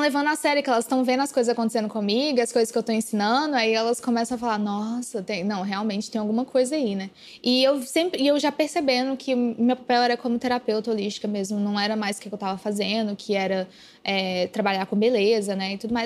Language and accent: Portuguese; Araxá, Minas Gerais, Brazil; moved away; era na minha cidade natal, que era achar, e eu fiquei um mês em Araxá